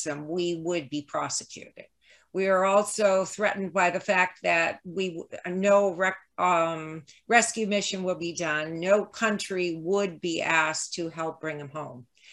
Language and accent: English; United States; as American